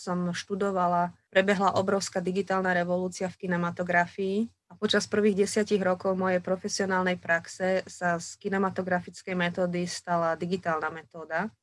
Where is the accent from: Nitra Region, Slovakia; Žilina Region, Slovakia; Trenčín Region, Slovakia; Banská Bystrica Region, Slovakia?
Trenčín Region, Slovakia; Partizánske; moved away as an adult; also born or lived in Bratislava; now in Banská Štiavnica, Slovakia; Pochádzam z Partizánskeho, kde som sa narodila a prežila som tam 18 rokov svojho života, kým som skončila gymnázium